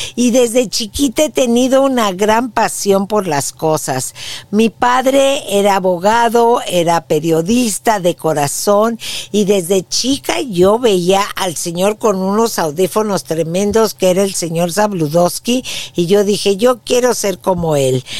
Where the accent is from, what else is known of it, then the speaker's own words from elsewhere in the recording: Mexico City, Mexico; moved away as an adult; now in San Antonio, United States; Yo nací en la Ciudad de México y fui una niña muy feliz